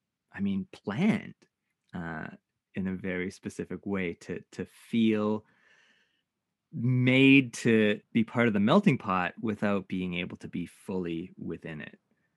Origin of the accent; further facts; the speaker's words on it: Canada; one of the experiences of being Japanese Canadian is not feeling Japanese despite our best efforts.